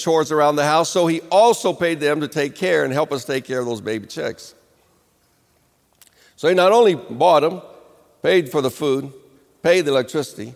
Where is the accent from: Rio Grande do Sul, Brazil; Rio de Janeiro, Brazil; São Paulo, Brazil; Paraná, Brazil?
Rio de Janeiro, Brazil; moved away; I grew up in Rio de Janeiro